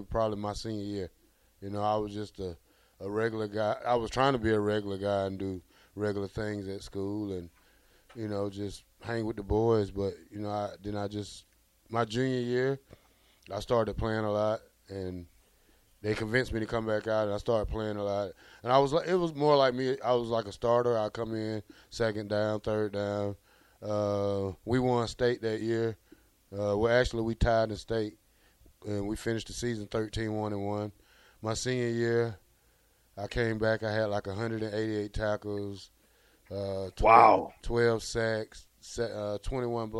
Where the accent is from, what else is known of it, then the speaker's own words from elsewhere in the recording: Columbus, Georgia, United States; moved away; I'm originally from Columbus, Georgia, which is the south of Atlanta, 88 miles